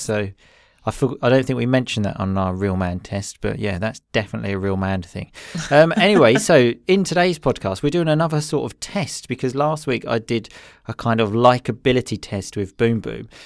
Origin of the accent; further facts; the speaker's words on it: Essex, East of England, United Kingdom; I'm from Essex